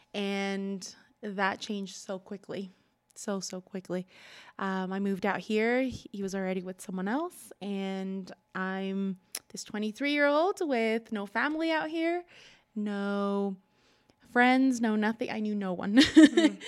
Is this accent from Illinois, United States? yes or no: no; Culver City, California, United States; moved away as an adult; also born or lived in Utah; I grew up in California, born in and raised there till I moved to Utah when I was 23